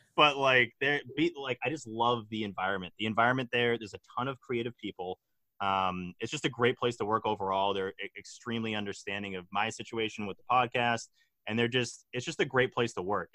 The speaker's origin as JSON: {"language": "English", "town": "Hingham", "region": "Massachusetts", "country": "United States", "said": "I'm from Hingham"}